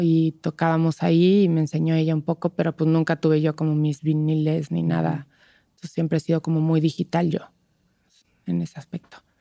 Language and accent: Spanish; Toluca, State of Mexico, Mexico; now in Mexico City, Mexico; yo vengo de Toluca